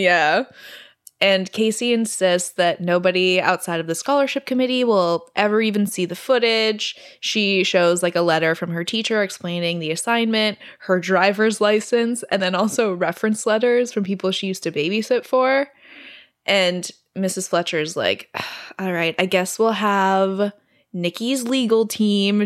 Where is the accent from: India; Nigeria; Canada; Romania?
Canada; I'm Canadian